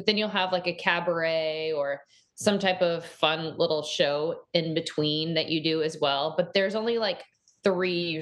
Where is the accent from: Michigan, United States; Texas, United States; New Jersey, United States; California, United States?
Texas, United States; Dallas; moved away; I grew up in Dallas, in Texas